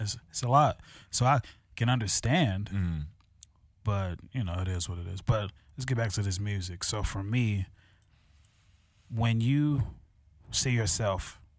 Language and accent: English; Chicago, Illinois, United States; Because, you know, I'm from South Shore, Hyde Park, went to CVS.